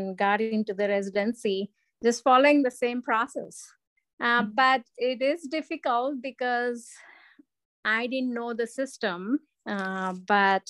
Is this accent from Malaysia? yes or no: no; India; moved away as an adult; also born or lived in Arizona; now in United States; growing up in India